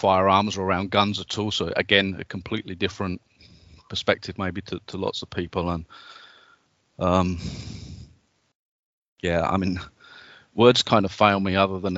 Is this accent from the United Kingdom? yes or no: yes; United Kingdom; accent: British; also born or lived in Texas; I'm British